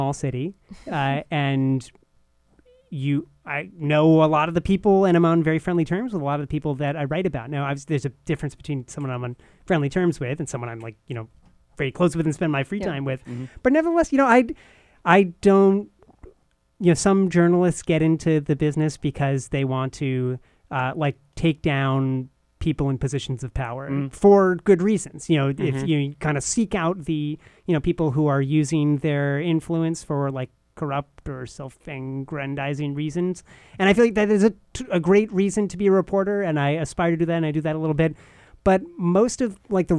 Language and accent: English; Irvington, New York, United States; now in New Haven, United States; I'm from the suburbs of New York City, a town called Irvington, by the Tappan Zee Bridge